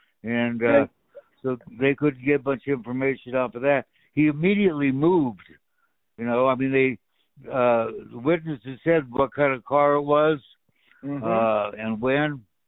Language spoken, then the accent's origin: English; Walla Walla, Washington, United States; moved away; friends of my family back in my hometown.